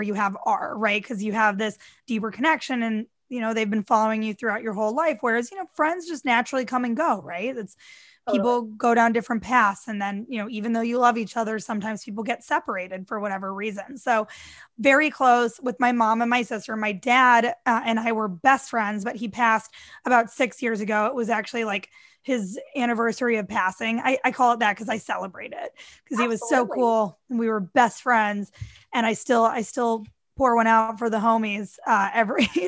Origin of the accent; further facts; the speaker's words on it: St. Louis, Missouri, United States; moved away; also born or lived in New York / Florida; I grew up in St. Louis, Missouri